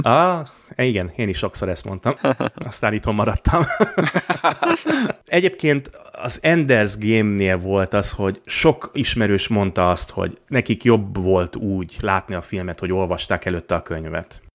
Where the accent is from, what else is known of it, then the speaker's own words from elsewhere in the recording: Budapest, Hungary; moved away; én a tizenötödik kerületben nőttem fel